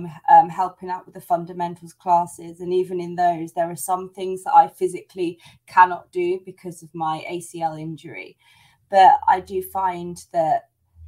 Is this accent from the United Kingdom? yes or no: yes; United Kingdom; now in Spain; I am British, but I live in Spain. I am not Spanish.